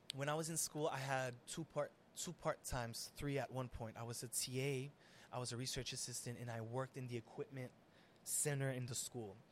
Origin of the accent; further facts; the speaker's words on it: Haiti; being Haitian and Syrian and Arab and all of that, and growing up in Haiti